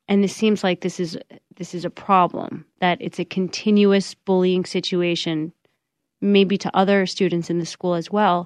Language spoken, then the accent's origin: English; New York, United States; I grew up in New York